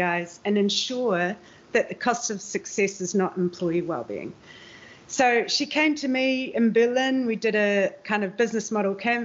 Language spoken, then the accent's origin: English; New Zealand; now in Amsterdam, Netherlands; I'm a New Zealander living in Amsterdam and the Netherlands